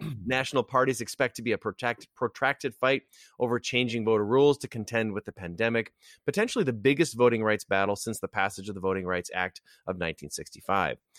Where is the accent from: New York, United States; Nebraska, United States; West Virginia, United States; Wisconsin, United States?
Wisconsin, United States; my home state of Wisconsin